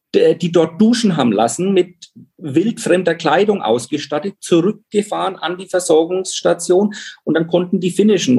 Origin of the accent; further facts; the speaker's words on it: Pfaffenhofen, Bavaria, Germany; Pfaffenhofen, wo ich groß geworden bin. Das ist ein Vorort von Roth